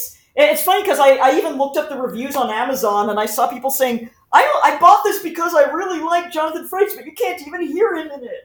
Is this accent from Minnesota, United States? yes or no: no; Southern California, United States; I grew up in Southern California.